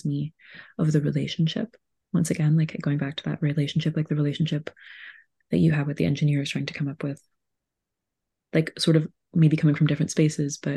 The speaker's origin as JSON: {"language": "English", "town": "Laval", "region": "Quebec", "country": "Canada", "tie": "born or raised there", "also_born_or_lived": "Gaspé", "lives_now": "Montreal, Canada", "said": "I have a home that I grew up in Laval, which is just across the water."}